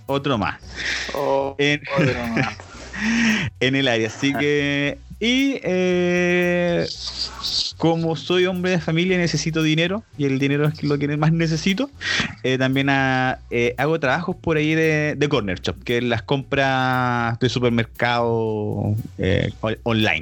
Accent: Santiago, Santiago Metropolitan Region, Chile; somos de Santiago de Chile

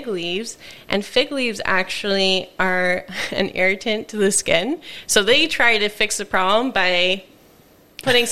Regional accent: United States; moved away; I'm from America

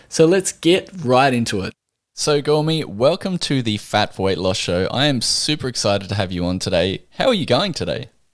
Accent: Australia

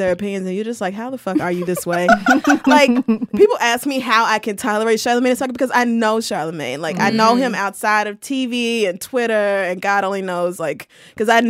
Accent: Oklahoma, United States; also born or lived in Louisiana / Texas; now in New York, United States; I do have a very close identity tied with Oklahoma and Louisiana and Texas, which is like that whole region where I grew

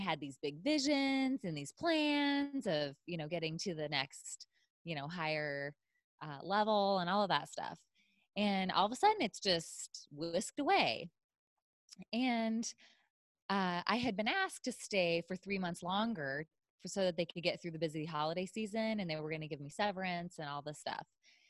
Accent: Illinois, United States; also born or lived in Ohio; now in San Diego, United States; I'm from Illinois, and I lived in Ohio.

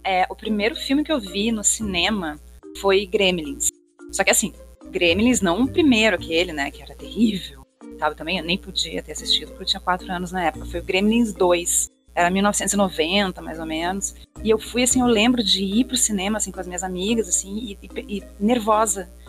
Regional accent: Porto Alegre, Rio Grande do Sul, Brazil; now in Rio de Janeiro, Brazil; eu sou de Porto Alegre, mas moro no Rio de Janeiro

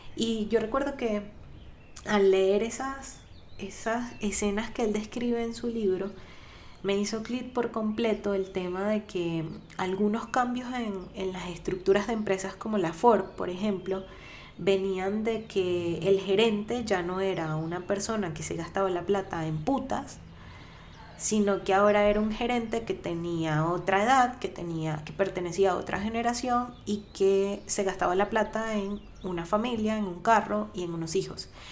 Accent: Venezuela; para quienes somos venezolanos

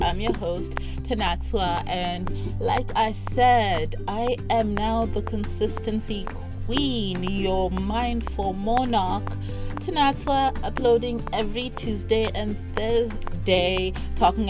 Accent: Harare, Zimbabwe; I was living in Harare. I'm from Harare

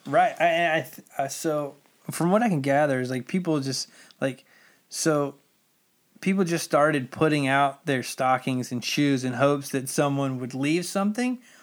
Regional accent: United States; being American

